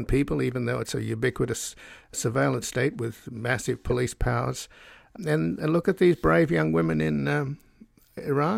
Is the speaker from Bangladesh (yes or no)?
no; Australia; now in United States; I was born in Australia, so I'm a descendant from convicts.